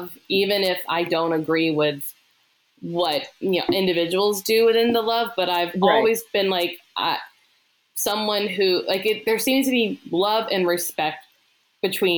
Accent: the South, United States; moved away; I come from the South

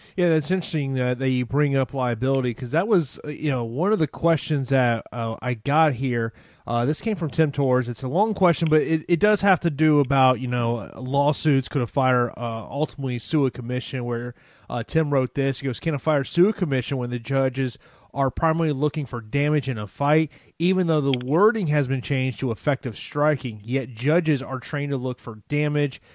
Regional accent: Tampa, Florida, United States; here in my hometown of Tampa, Florida

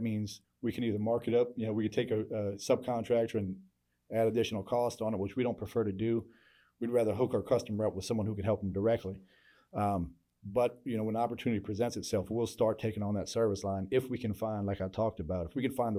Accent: Norfolk, Virginia, United States; now in Houston, United States; I grew up in Norfolk, Virginia, in the, you know, it's a Navy town, real diverse

